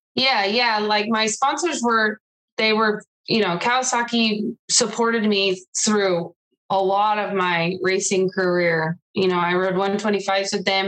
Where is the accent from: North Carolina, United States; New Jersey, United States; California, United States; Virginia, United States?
California, United States; Riverside; I grew up in Riverside, California